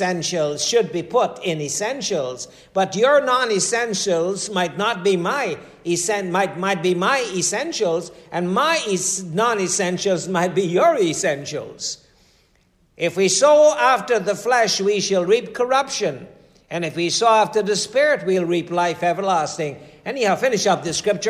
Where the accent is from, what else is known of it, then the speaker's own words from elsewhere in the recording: Guyana; I'm from Guyana.